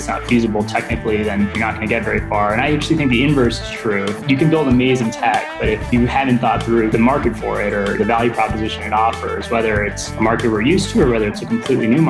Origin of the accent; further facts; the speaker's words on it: Midwest, United States; I grew up in the Midwest.